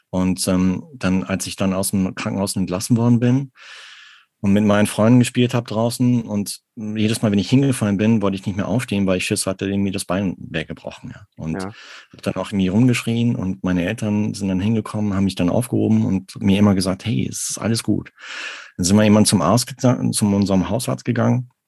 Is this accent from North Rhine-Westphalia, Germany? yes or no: yes; Arnsberg, North Rhine-Westphalia, Germany; Also ich bin im Sauerland groß geworden und zwar in Arnsberg.